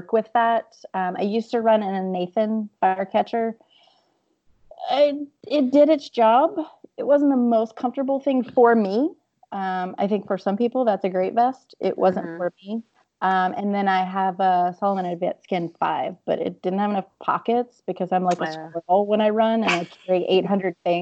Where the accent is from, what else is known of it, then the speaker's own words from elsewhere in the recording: Louisiana, United States; I'm also from Louisiana